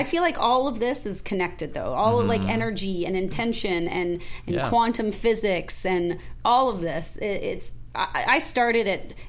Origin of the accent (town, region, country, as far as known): Calabasas, California, United States; born or raised there